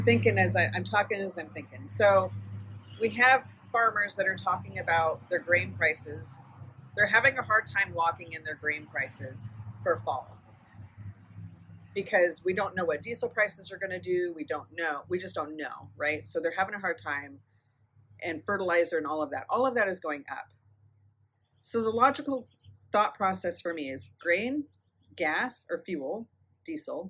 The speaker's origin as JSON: {"language": "English", "country": "United States", "said": "I'm an American"}